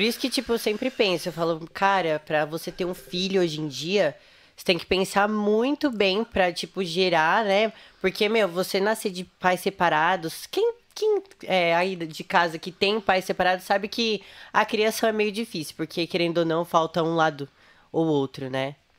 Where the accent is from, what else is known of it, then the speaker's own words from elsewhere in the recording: Santo André, São Paulo, Brazil; eu nasci né, em Santo André, ABC.